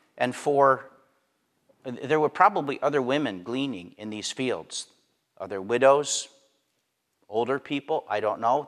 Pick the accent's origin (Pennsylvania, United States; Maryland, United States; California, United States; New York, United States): Pennsylvania, United States; I grew up in Pennsylvania